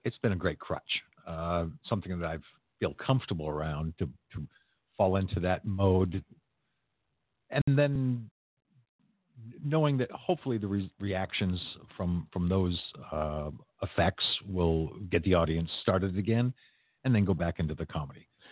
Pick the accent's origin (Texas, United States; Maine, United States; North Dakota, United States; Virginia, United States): Maine, United States; now in Orlando, United States; I grew up in Maine.